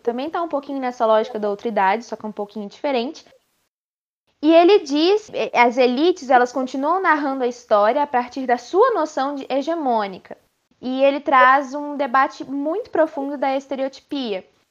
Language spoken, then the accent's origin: Portuguese; Brazil; Nós somos brasileiros